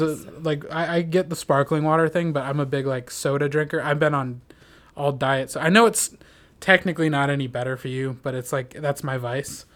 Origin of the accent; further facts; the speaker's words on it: Minnesota, United States; in my hometown in Minnesota they had us take it in eighth grade